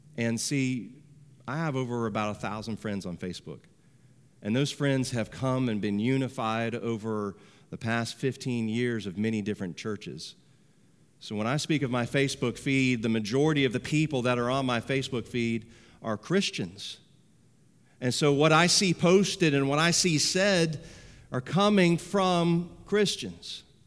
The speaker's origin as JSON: {"language": "English", "country": "United States"}